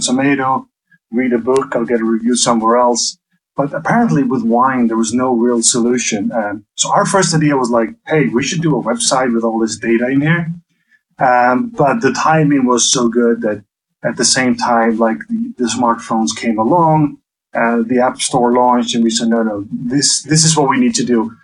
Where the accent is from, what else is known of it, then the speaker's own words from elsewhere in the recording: Faroe Islands; I'm actually from the Faroe Islands